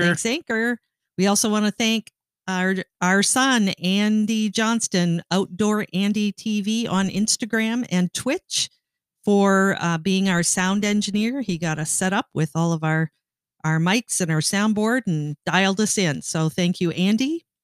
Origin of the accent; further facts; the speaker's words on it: Sault Ste. Marie, Ontario, Canada; growing up in Sault Ste. Marie, Ontario